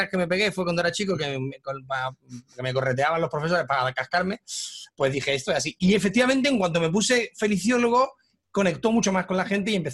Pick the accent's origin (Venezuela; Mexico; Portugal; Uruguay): Mexico; Yo soy de México